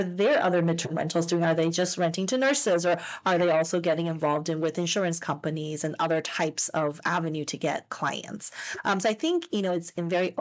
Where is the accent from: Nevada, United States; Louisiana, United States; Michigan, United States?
Nevada, United States; Las Vegas; moved away as an adult; now in Southern California, United States; growing up in Las Vegas, I didn't even know there were state income taxes, I guess. So when I first moved to California